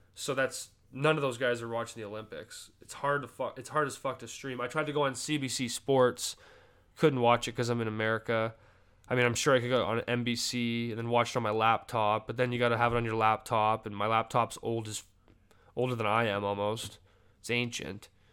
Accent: Canada; I'm obviously Canadian

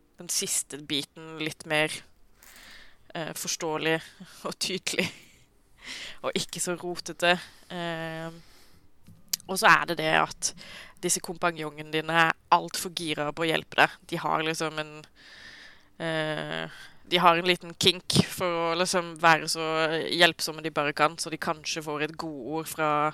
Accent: Sørlandet, Norway; jeg er sørlending

